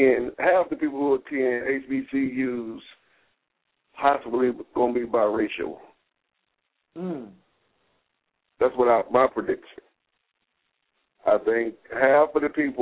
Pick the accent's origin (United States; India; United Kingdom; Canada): United States; the South; I'm from the South